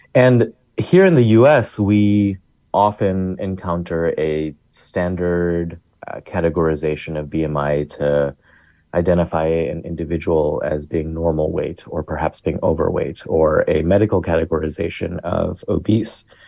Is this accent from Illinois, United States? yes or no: yes; Chicago, Illinois, United States; I grew up in the South Asian community of Chicago